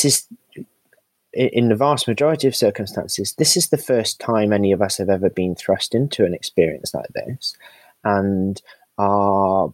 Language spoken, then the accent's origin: English; United Kingdom; we're British